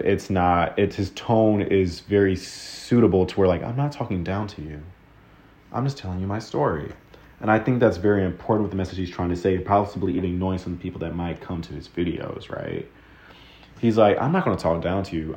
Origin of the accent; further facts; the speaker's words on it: Texas, United States; growing up in Texas.